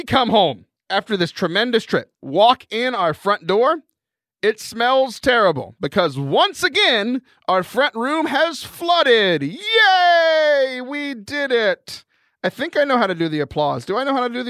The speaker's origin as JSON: {"language": "English", "country": "United States", "said": "I'm an American."}